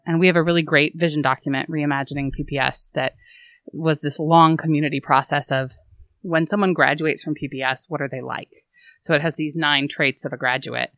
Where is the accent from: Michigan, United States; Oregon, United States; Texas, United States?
Oregon, United States; I grew up in Oregon